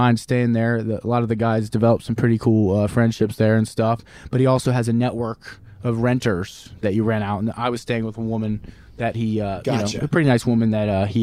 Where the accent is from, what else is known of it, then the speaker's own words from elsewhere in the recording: Cincinnati, Ohio, United States; he's from Cincinnati, and that's where we're from